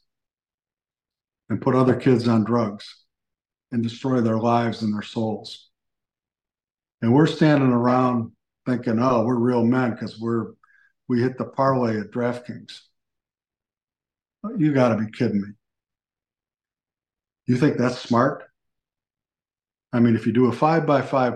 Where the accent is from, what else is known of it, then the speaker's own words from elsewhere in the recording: Buffalo, New York, United States; moved away; I'm originally from Buffalo